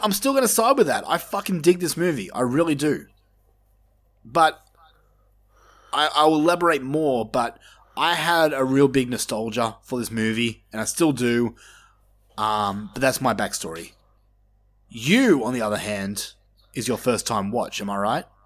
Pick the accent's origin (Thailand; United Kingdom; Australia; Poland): Australia; we grew up in Australia, which is like backwoods compared to the rest of the world.